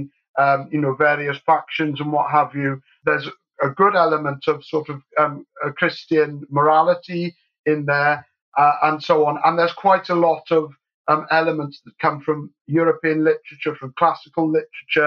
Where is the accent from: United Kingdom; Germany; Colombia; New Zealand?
United Kingdom; England; also born or lived in Scotland; I was born in Scotland and brought up in England